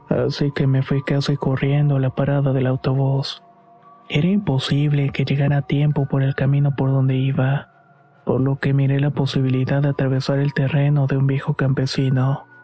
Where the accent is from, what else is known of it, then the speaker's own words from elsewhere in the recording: Veracruz, Mexico; iba a un colegio de bachilleres en el pueblo de donde soy originaria. En ese tiempo vivía en un ejido cercano a Tempoal en el estado de Veracruz.